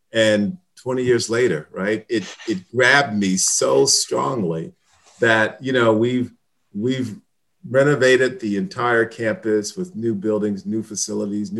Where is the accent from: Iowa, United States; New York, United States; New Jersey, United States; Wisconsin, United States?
New Jersey, United States; Hillside; I'm from New Jersey, Hillside, New Jersey, and it's a community right near Newark, New Jersey